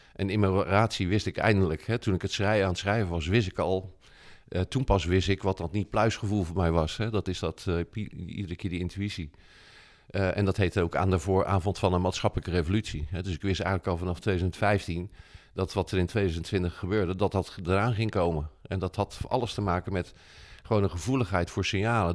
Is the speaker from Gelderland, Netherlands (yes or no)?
no; Rotterdam, South Holland, Netherlands; also born or lived in Kralingen, Rotterdam; wij wonen in Kralingen en maar ik ben geboren in Krooswijk, hè, dus dat is vlakbij.